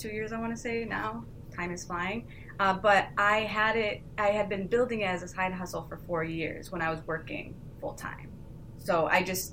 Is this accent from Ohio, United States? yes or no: yes; Ohio, United States; also born or lived in New York; I grew up in Ohio. So as you know, it's not very entertainment driven here